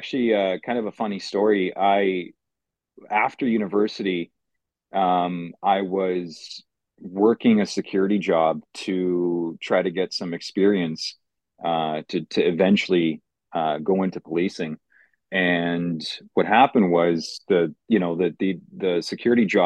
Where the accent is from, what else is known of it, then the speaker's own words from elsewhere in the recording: Mississauga, Ontario, Canada; English is a second language; also born or lived in Poland; My parents had settled down in Mississauga at the time. So grew up in Mississauga